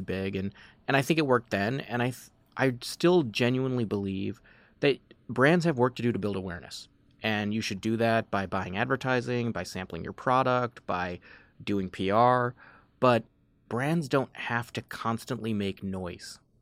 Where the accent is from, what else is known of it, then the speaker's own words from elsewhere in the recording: Chicago, Illinois, United States; also born or lived in Washington, D.C. / Los Angeles; I grew up in the suburbs of Chicago